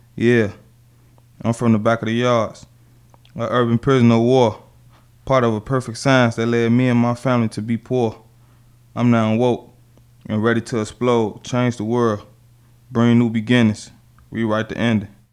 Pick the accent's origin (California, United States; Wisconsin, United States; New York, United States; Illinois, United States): Illinois, United States; Chicago; growing up in Chicago